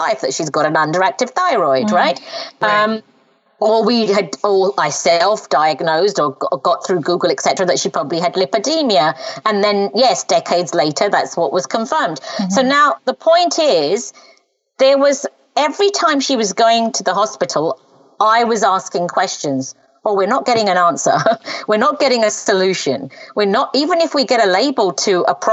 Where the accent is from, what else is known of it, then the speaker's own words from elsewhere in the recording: England, United Kingdom; first language Punjabi; English is a second language; I'm Punjabi speaking by birth. And then I learned English when I first went to school at age 5. And so at home, we only spoke Punjabi and my mum and dad didn't have much language around the English language, even though we lived in England. That's where I was born